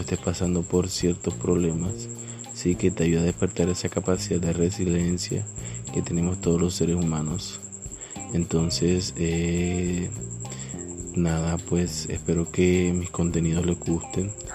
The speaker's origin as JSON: {"language": "Spanish", "region": "Caribbean coast", "country": "Colombia", "accent": "costeño", "said": "por mi acento soy de Colombia, más específicamente la costa"}